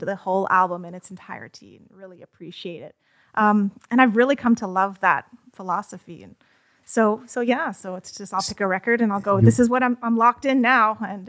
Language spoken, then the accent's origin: English; Calgary, Alberta, Canada; Calgary, Alberta.